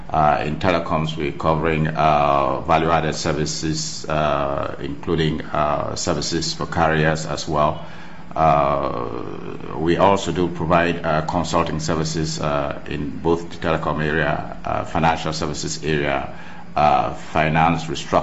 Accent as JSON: {"language": "English", "country": "Cameroon", "also_born_or_lived": "United States", "moved": "yes", "said": "being that I'm from Cameroon"}